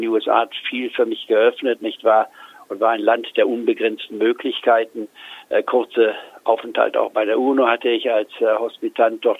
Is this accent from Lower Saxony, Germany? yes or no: yes; Goslar, Lower Saxony, Germany; born or raised there; moved away as an adult; also born or lived in Leipzig / Tübingen / Edinburgh / Hamburg